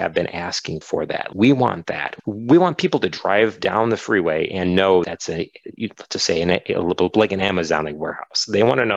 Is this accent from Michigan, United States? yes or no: yes; Detroit, Michigan, United States; I grew up in the Metro Detroit like area